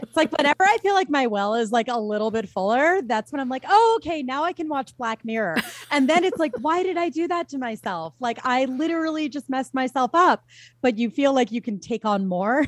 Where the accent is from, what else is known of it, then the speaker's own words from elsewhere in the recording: Philadelphia, Pennsylvania, United States; I'm from Philadelphia